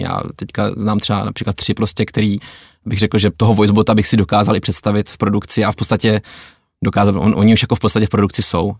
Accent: Czechia

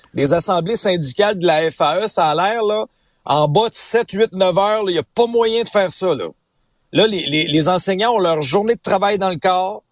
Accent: Abitibi, Quebec, Canada; moved away; moi j'ai grandi en Abitibi.

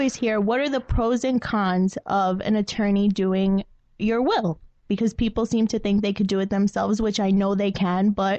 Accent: New York City, New York, United States; now in Staten Island, United States; Right now I live in Staten Island, but I'm born and raised in Brooklyn, and I speak full Spanish. Not that you would know that by my last name, but it is true. I am fluent.

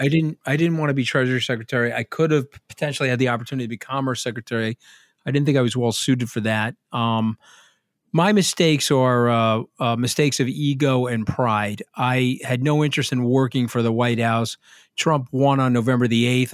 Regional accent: New York, United States; I'm a New Yorker

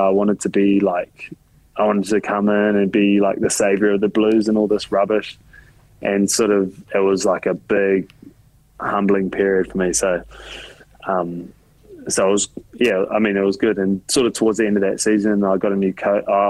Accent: Auckland, New Zealand; moved away as an adult; also born or lived in Melbourne, Australia; now in Japan; when you grow up in New Zealand

